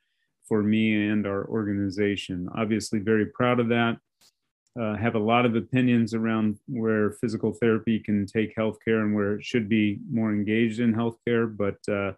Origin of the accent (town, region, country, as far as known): small town Iowa, United States; born or raised there; moved away